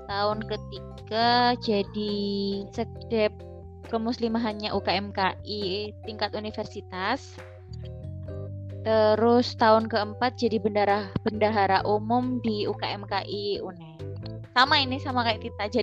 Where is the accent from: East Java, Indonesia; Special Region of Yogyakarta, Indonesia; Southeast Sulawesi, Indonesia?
East Java, Indonesia; Mojokerto; born there; Lahir di Mojokerto 27 April 1996